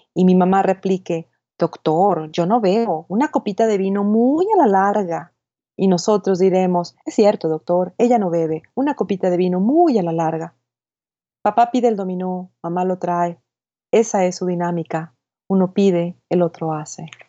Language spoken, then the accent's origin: Spanish; Hermosillo, Sonora, Mexico; moved away as an adult; now in El Paso, United States; nací en Hermosillo, Sonora